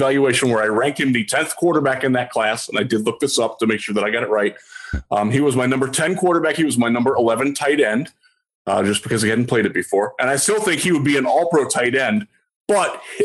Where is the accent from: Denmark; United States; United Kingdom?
United States; Cleveland, Ohio; moved away; I'm from Cleveland. I don't live there anymore. I haven't lived there since 1999.